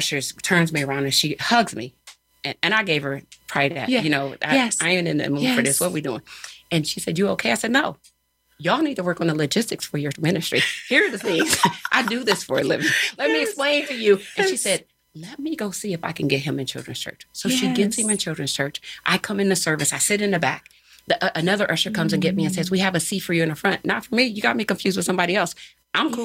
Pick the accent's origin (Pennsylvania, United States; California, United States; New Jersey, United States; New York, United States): Pennsylvania, United States; Philadelphia; I'm not from here. I didn't just come from down the block. I'm here from Philly